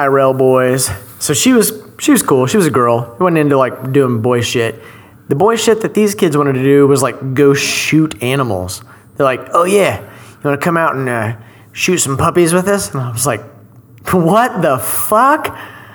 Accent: Shawnee, Oklahoma, United States; moved away as an adult; now in Dallas, United States; I grew up in Shawnee, in the fucking country

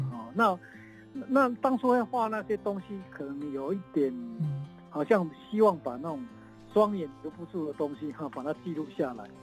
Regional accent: Tongxiao, Miaoli County, Taiwan; also born or lived in Los Angeles, United States; 我从小是在那个台湾西部 ，呃，滨海的一个城镇啊，叫通宵嘛

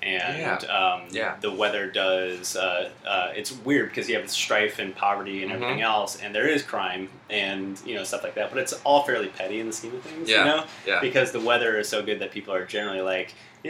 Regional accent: South Bend, Indiana, United States; also born or lived in New York; now in St. Louis, United States; I'm from South Bend, which is kind of like a, it's got a bygone sort of like history to it of like car manufacturing, Studebaker sort of stuff. And now it's most famously known as College Town for Notre Dame.

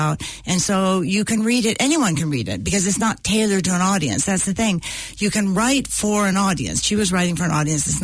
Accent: California, United States; Growing up in California

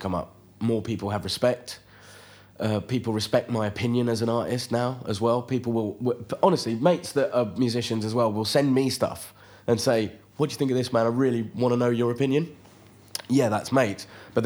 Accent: London, United Kingdom; I was born in London of Indian parents

